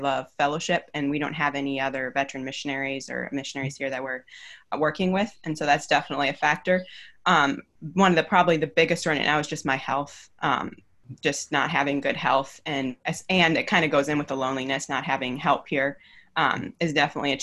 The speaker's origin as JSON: {"language": "English", "country": "United States", "moved": "as an adult", "lives_now": "Solomon Islands", "said": "as an American"}